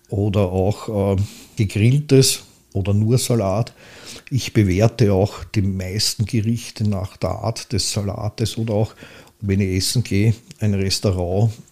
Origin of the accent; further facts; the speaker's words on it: Pressbaum, Lower Austria, Austria; ich bin aufgewachsen in Pressbaum, habe dann eine Zeit in der Blasmusikkapelle auf der Hochstraße gespielt